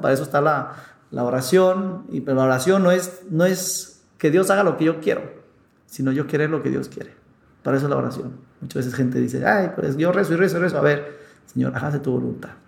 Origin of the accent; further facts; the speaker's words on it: Mexico; aquí en México